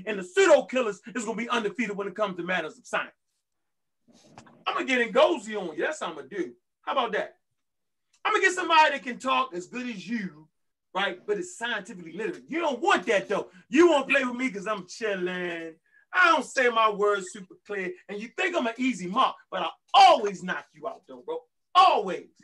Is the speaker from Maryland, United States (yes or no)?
yes; Baltimore, Maryland, United States; I'm from Baltimore, Maryland